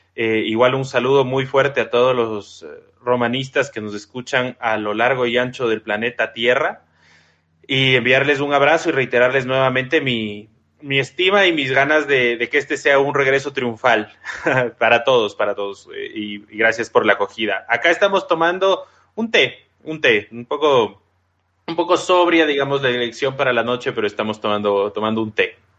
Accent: Ecuador; yo soy ecuatoriano

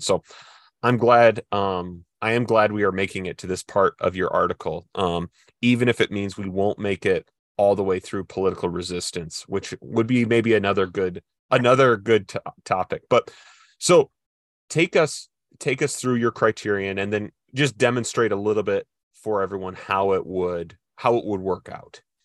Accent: Midwest, United States; I'm from the Midwest

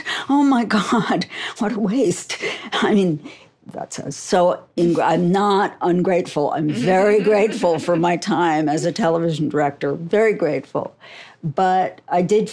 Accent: New York, United States; I'm from New York

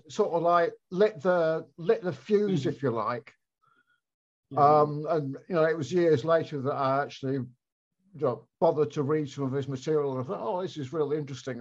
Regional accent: Blackpool, North West England, United Kingdom; moved away; Blackpool, which is where I was from and where I was back living

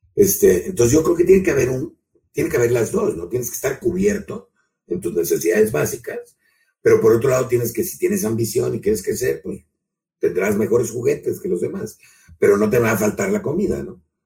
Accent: Mexico; lo que nos pasa también como mexicanos

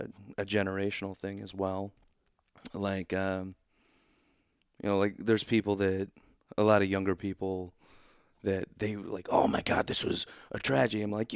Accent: Oklahoma, United States; born there; also born or lived in Kansas City; When we moved to Kansas City, I was born in Oklahoma.

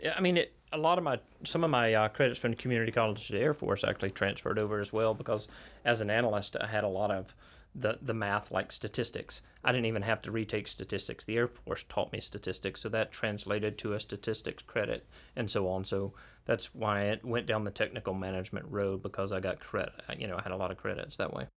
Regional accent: Holt, Florida, United States; also born or lived in Crestview; I grew up in Holt, but I was commuting to Crestview after seventh and eighth grade

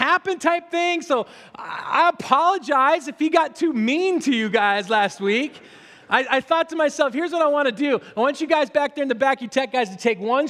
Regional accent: Spokane, Washington, United States; when I grew up in Spokane

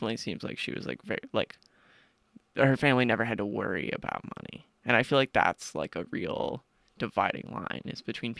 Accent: South Orange, New Jersey, United States; I'm from South Orange, New Jersey, which is like a small suburban commuter town in northern Jersey, right outside of Newark.

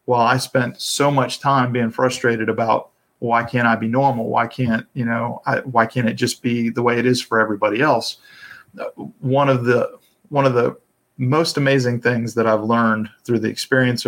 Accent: Atlanta, Georgia, United States; also born or lived in South Carolina; I grew up in the Atlanta area

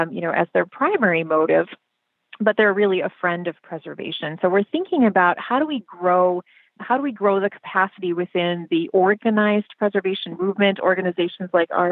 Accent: Illinois, United States; And we come from Illinois. We come from the heritage of Daniel Burnham

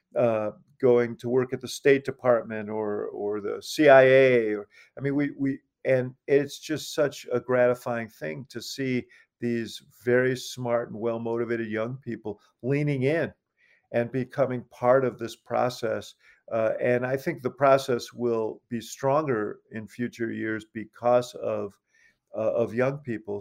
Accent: New York, United States; now in Chicago, United States; I'm from New York

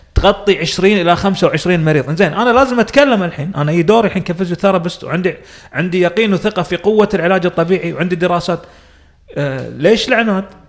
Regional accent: Kuwait; عندنا بالكويت

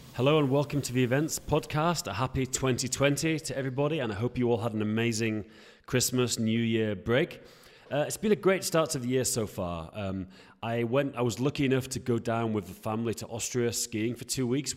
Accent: Yorkshire and the Humber, United Kingdom; I'm from Yorkshire in northern England, and, um, yeah, I'm from a very kind of rural

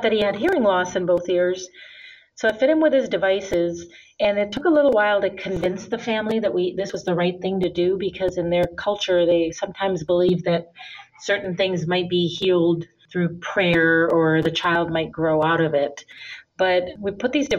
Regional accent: India; moved away as an adult; also born or lived in Minnesota, United States; now in United States; And then I also grew up in India. My father's from India. I was born here in the United States in Minnesota. But when I was 5, I went to live in India for 13 years

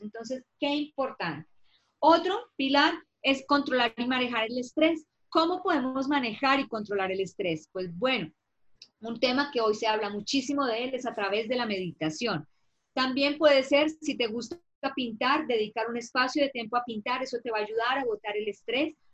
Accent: Colombia; en mi país que es Colombia

